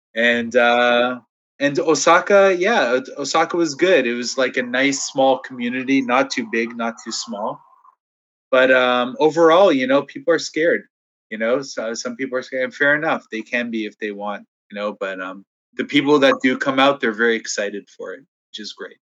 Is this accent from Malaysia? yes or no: no; Toronto, Ontario, Canada; I'm from Toronto, so I love my city